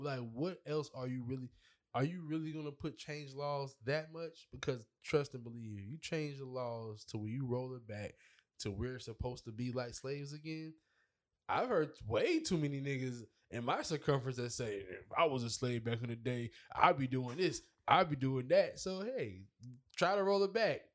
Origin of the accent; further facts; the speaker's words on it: Charleston, South Carolina, United States; I'm from Charleston